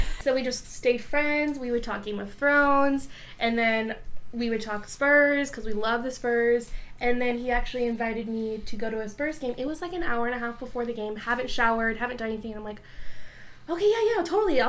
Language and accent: English; San Antonio, Texas, United States; Born and raised in San Antonio.